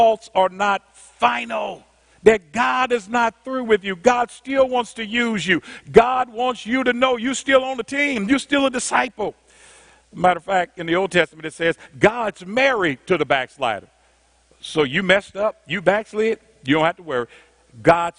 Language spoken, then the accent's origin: English; Indianapolis, Indiana, United States; I'm from Indianapolis. At the time, we were the 12th largest city in the nation